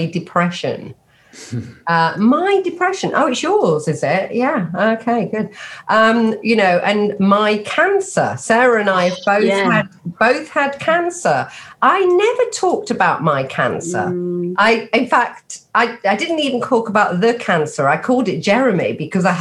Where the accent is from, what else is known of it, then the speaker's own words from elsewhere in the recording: Nottingham, East Midlands, United Kingdom; moved away as an adult; also born or lived in London; I grew up in Nottingham